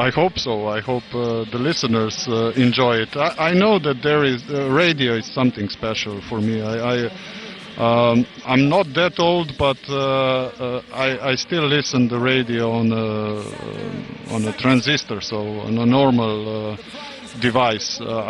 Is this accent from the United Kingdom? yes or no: no; Rijeka, Primorje-Gorski Kotar County, Croatia; English is a second language; European Championship in Croatia in January. very near to my hometown in Rijeka.